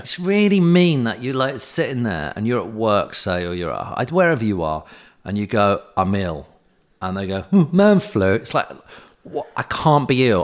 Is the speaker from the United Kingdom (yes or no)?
yes; United Kingdom; we're British